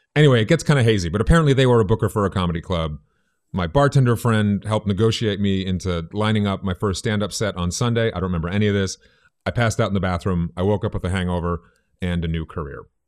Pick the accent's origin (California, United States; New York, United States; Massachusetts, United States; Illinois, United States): Massachusetts, United States; Boston; moved away; I grew up in Boston, in the South End.